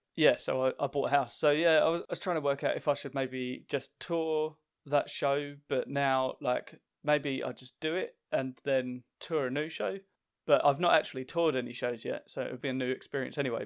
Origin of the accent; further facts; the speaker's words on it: Essex, East of England, United Kingdom; I'm from Essex, which gets a lot of stick